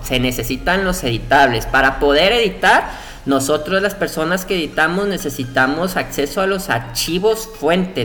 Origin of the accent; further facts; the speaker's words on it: Colima, Mexico; nosotros tenemos un fuerte problema acá en rancho, somos de Colima.